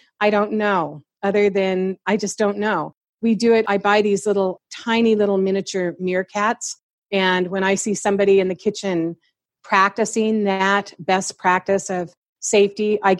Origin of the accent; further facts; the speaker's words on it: Seattle, Washington, United States; moved away; because I'm from Seattle, I know a lot of chefs there.